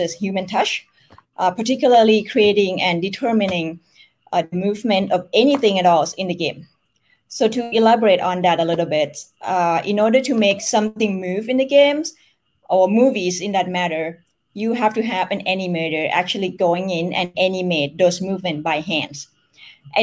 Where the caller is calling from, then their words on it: Bangkok, Thailand; I'm joining you from Bangkok, Thailand.